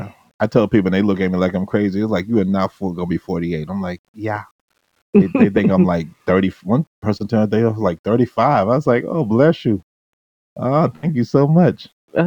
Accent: United States; Like the way I was brought up as a Bermudian, even though I was brought up in the States, I was brought up Bermudian.

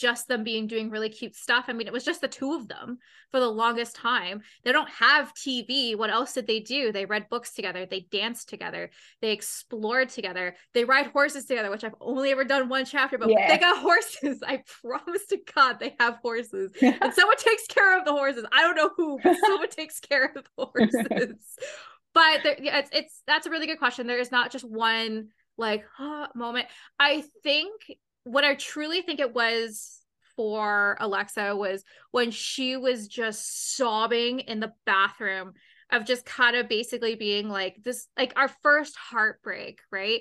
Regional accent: Canada; I'm Canadian. I'm 100%

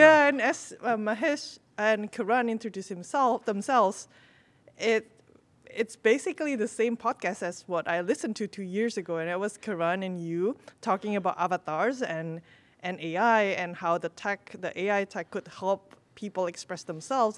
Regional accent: Indonesia; I'm from Indonesia

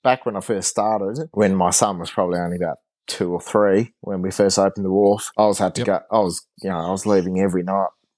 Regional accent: Launceston, Tasmania, Australia; also born or lived in Hadspen, Tasmania / Hobart, Tasmania; I grew up in, I grew up in Prospect in Launceston, and then we moved out towards Hadspin when I was a teenager, and then I went down to Hobart to do uni

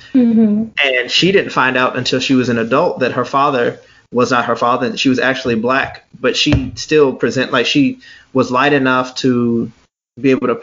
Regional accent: United States

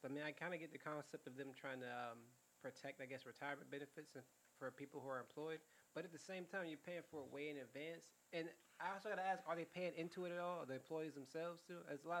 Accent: Orlando, Florida, United States; also born or lived in Perry / Virginia; I've been in Orlando most of my life.

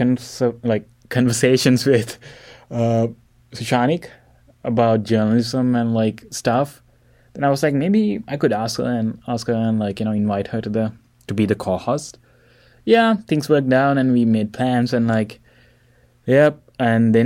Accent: Sri Lanka; moved away; I'm from Sri Lanka.

